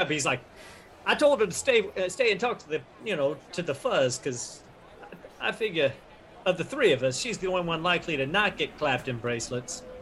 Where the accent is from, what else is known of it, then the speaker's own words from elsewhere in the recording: Chicago, Illinois, United States; Listen, friends, I'm from Chicago, and people from Chicago, we don't get messed with.